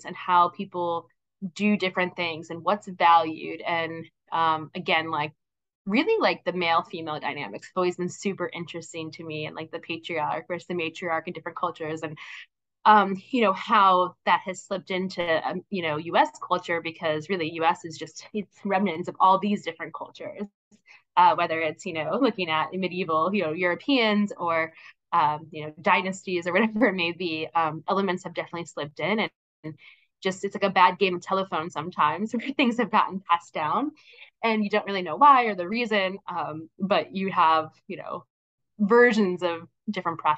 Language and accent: English; Pennsylvania, United States; now in New York, United States; where I grew up in Pennsylvania.